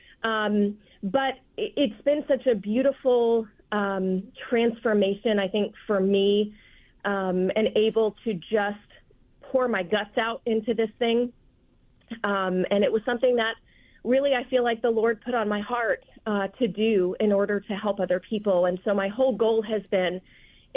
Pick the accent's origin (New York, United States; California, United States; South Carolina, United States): South Carolina, United States; Charleston; also born or lived in Las Vegas, Nevada; now in Aiken, United States; I'm originally from South Carolina. I'm from Charleston originally